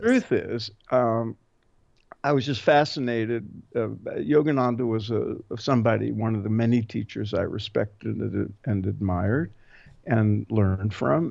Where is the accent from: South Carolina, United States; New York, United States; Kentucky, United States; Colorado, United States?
New York, United States; New York City; I grew up in Brooklyn